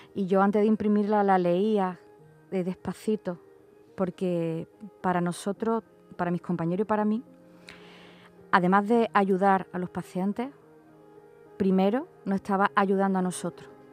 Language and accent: Spanish; Málaga, Andalusia, Spain; soy de Málaga